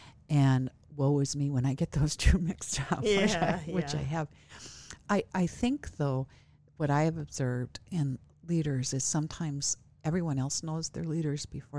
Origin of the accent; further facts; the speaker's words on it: Midwest, United States; also born or lived in Northwest; it is culturally different here than what I'm from the Midwest originally, and moved here from the Northwest.